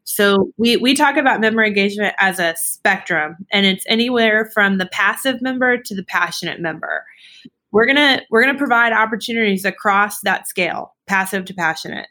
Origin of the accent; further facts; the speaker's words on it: Dallas, Texas, United States; now in Austin, United States; I'm born and raised in Dallas